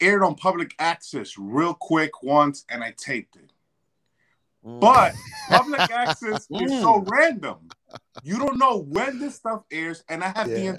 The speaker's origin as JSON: {"language": "English", "town": "New York City", "region": "New York", "country": "United States", "also_born_or_lived": "Dominican ancestry", "moved": "yes", "lives_now": "Connecticut, United States", "said": "I'm from Washington Heights."}